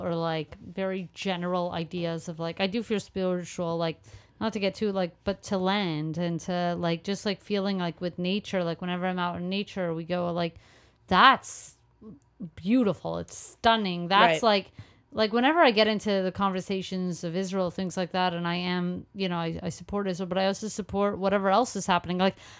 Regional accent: Canada; I was like, well, I'm Canadian.

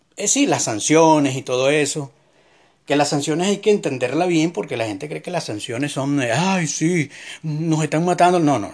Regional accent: Venezuela; moved away as an adult; yo como venezolano que sufro una dictadura socialista, que salí de mi país hace cuatro años

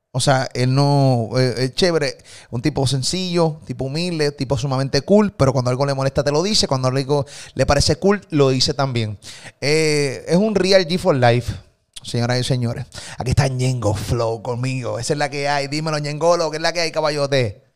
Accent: Puerto Rico; de Puerto Rico

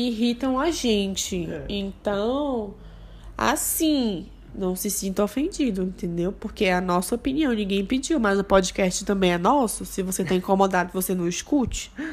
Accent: Bahia, Brazil; now in Rio Grande do Sul, Brazil; eu sou baiana. Eu sou da Bahia.

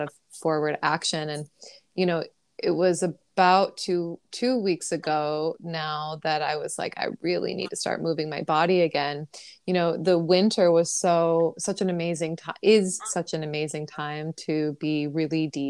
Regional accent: New York City, New York, United States; as a New Yorker

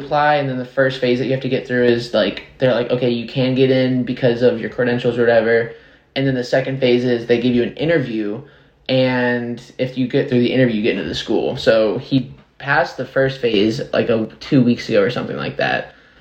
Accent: Nashville, Tennessee, United States; I was born and raised here. The first house we lived on was on Abbott Martin, kind of in Green Hills area

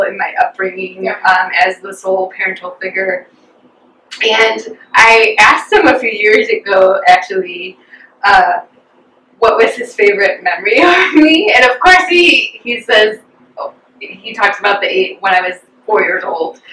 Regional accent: Chicago, Illinois, United States; born or raised there; also born or lived in Dallas, Texas, United States

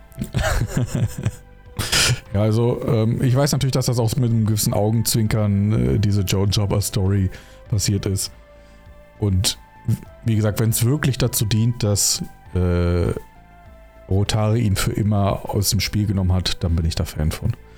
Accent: Rhineland, Germany; moved away; Ich komme zwar ursprünglich aus dem Rheinland

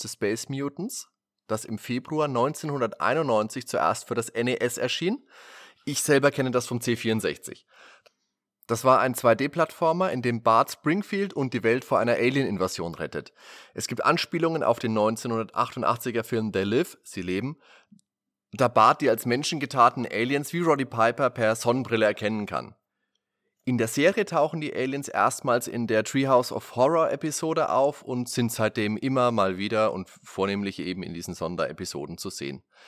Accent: Germany

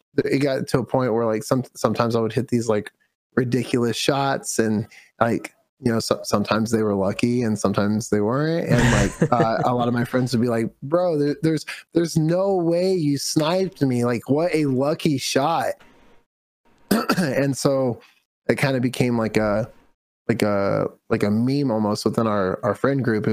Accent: California, United States; my mom actually drove trucks when I was growing up in California

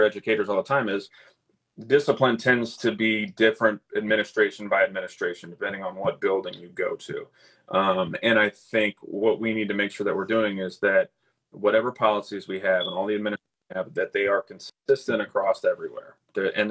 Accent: Lee's Summit, Missouri, United States; moved away as an adult; also born or lived in Kansas City, Missouri / St. Louis, Missouri; now in Wentzville, United States; I grew up in Lee Summit, which is south, you know, suburb of Kansas City

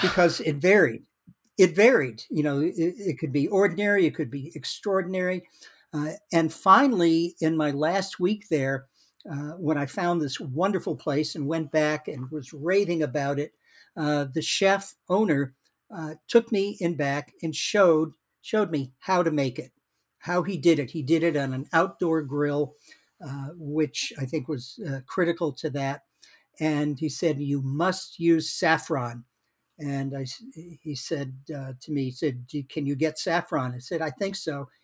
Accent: Worcester, Massachusetts, United States; now in Madison, United States; I was born in Worcester, Massachusetts, uh, right, uh, about forty miles, uh, west of Boston

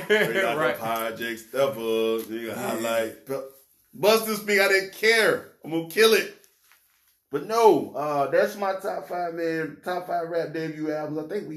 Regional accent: the South, United States; I'm from the South.

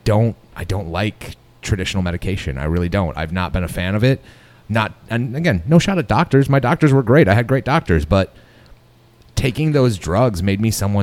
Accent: West Michigan, United States; I'm from West Michigan.

